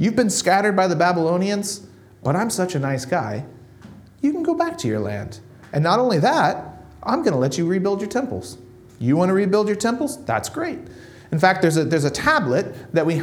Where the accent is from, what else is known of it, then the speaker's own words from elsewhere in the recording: Nebraska, United States; there's a town in Nebraska where I grew up in the middle of nowhere, in the middle of America